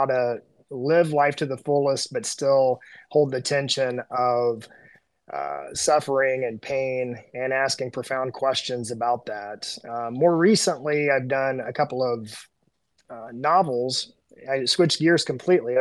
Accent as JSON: {"language": "English", "region": "Southern Indiana", "country": "United States", "tie": "born or raised there", "said": "growing up in Southern Indiana"}